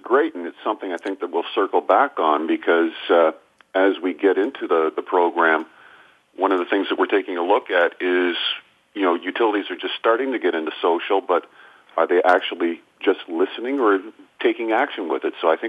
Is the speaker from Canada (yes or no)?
yes; Canada; now in Texas, United States; I'm, as a Canadian now living down in Texas